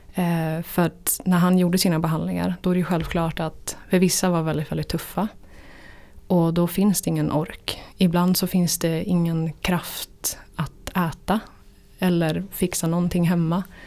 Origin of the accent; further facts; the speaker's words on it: Jämtland, Sweden; moved away; Jämtland där jag kommer ifrån